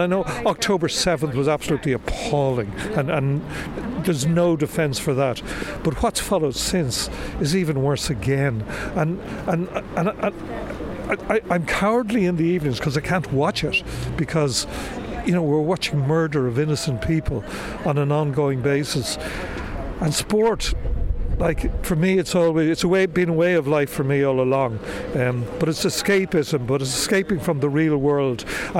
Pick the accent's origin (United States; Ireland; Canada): Ireland; Dublin, Leinster; also born or lived in Leeds; I was born here in Dublin, but we lived our early years in Leeds, and he died when I was very young.